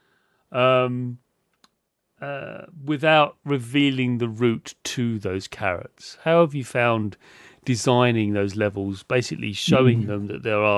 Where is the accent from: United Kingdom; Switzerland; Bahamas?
United Kingdom; I'm British